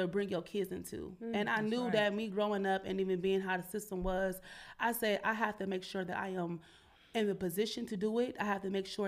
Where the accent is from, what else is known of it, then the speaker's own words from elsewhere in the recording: Cleveland, Ohio, United States; now in Columbus, United States; I'm originally from Cleveland